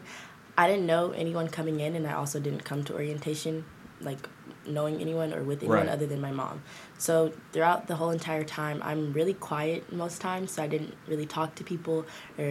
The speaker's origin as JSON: {"language": "English", "town": "Decatur", "region": "Georgia", "country": "United States", "tie": "born or raised there", "said": "I'm from Decatur, Georgia. I went to DeKalb School of the Arts for high school"}